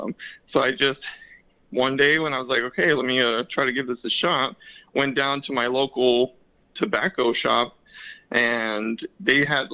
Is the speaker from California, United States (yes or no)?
yes; Long Beach, California, United States; moved away as an adult; also born or lived in San Diego County, California; now in San Diego, United States; I was born and raised in California. I was born in Long Beach and spent most of my days there